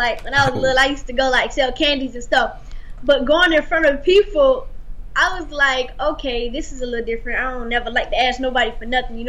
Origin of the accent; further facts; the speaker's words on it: Savannah, Georgia, United States; I'm from Savannah, Georgia, and he's from the A-Town, Atlanta, Georgia.